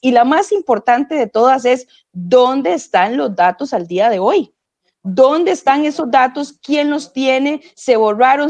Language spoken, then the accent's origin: Spanish; Costa Rica; nosotros como costarricenses